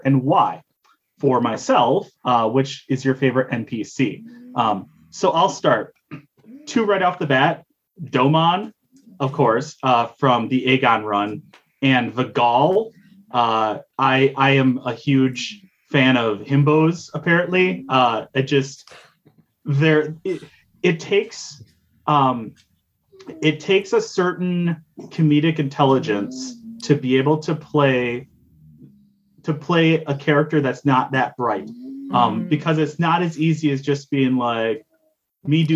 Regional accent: Wisconsin, United States; we are from Wisconsin

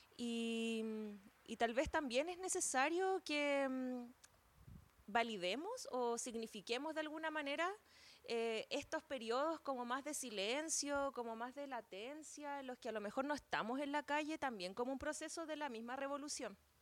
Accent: San Felipe, Valparaíso, Chile; Soy de San Felipe específicamente

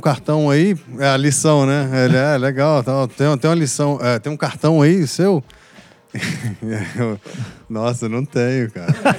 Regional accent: Belo Horizonte, Minas Gerais, Brazil; eu nasci em Belo Horizonte

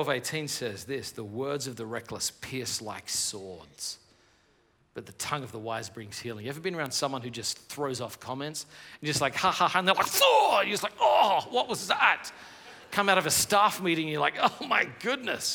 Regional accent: Australia; now in United States; I live in America, but I'm from Australia

